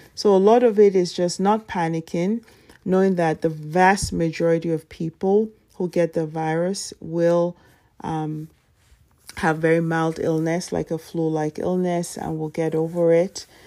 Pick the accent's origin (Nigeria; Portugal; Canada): Nigeria; moved away as an adult; now in United States; my elementary school from Nigeria